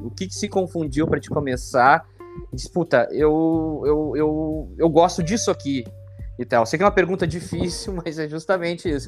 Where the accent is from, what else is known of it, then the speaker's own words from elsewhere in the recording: Porto Alegre, Rio Grande do Sul, Brazil; somos da Zona Norte